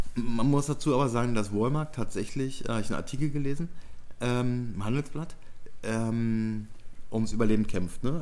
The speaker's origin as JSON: {"language": "German", "country": "Germany", "said": "bei uns in Deutschland"}